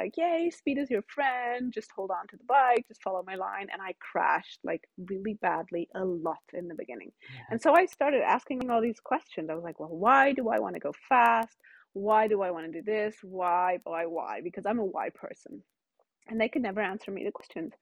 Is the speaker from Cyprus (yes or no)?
yes; Cyprus; moved away; I grew up in Cyprus, which is a tiny little island below Turkey. And I grew up with Turkish, English, and German, and that's why my English is pretty good